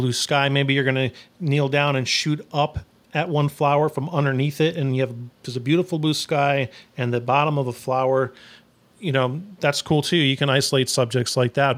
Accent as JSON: {"language": "English", "town": "Phoenix", "region": "Arizona", "country": "United States", "tie": "born or raised there", "also_born_or_lived": "New York", "moved": "yes", "lives_now": "Austin, United States", "said": "I'm originally from New York, but I grew up in Phoenix"}